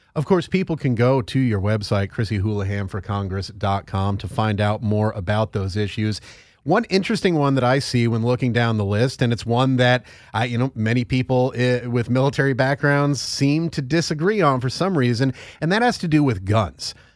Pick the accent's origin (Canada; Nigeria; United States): United States; Northeast; I'm from the Northeast